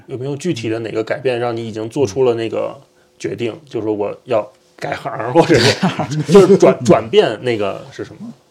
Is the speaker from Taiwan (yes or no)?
no; Beijing, China; 我是北京人嘛，啊，我是从小就是生在北京，长在北京，上大学在北京